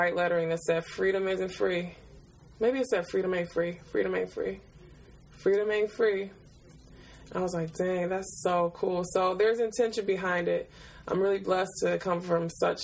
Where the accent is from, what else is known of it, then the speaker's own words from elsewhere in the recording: Detroit, Michigan, United States; now in Brooklyn, United States; I grew up in Detroit and I have two sisters